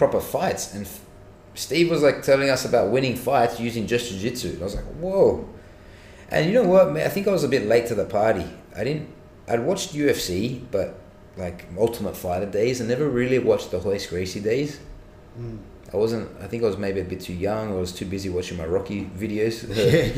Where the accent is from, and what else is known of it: Sydney, New South Wales, Australia